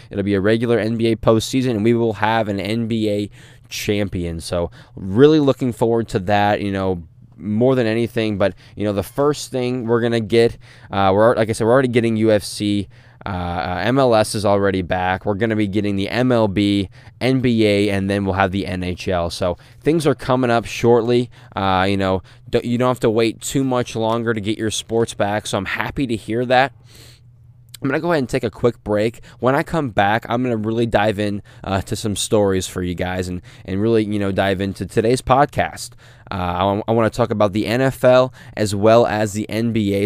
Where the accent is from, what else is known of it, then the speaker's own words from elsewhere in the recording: St. Louis, Missouri, United States; I'm from Saint Louis